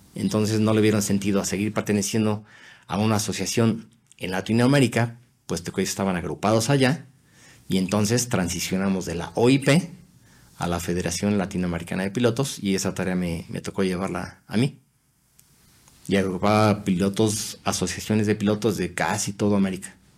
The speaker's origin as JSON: {"language": "Spanish", "country": "Mexico", "moved": "as an adult"}